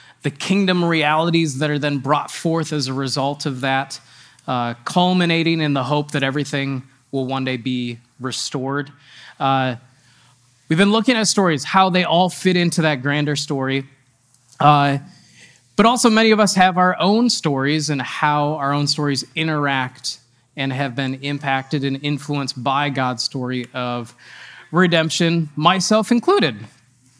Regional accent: Eau Claire, Wisconsin, United States; I grew up in Wisconsin

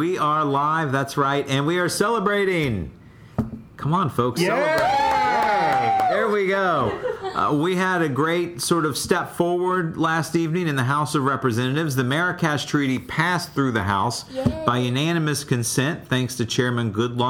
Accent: Baltimore, Maryland, United States; Yeah, I'm from Baltimore

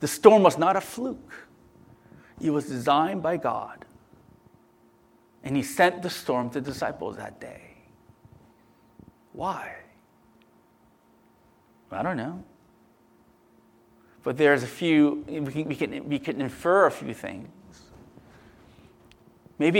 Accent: United States; I'm American

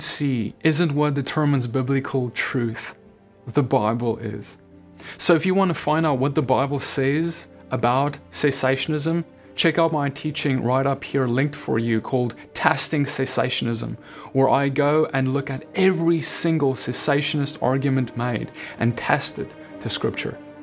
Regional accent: South Africa; I grew up Dutch Reformed in South Africa

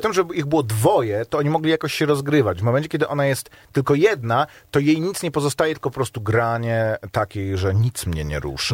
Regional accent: Warsaw, Masovian Voivodeship, Poland; Jestem z Pragi

